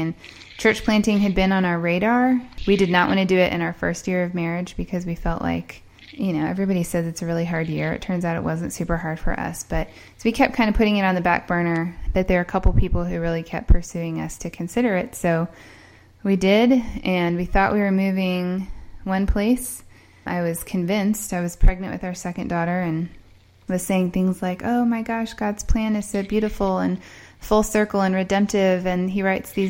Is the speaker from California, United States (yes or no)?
no; Indiana, United States; moved away as an adult; also born or lived in Columbia, South Carolina; which is not where I'm from, if you can tell by my accent. I'm mostly from Indiana.